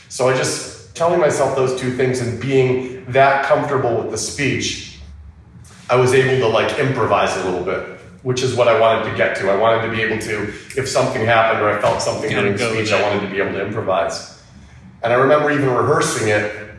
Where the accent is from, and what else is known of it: Detroit, Michigan, United States; moved away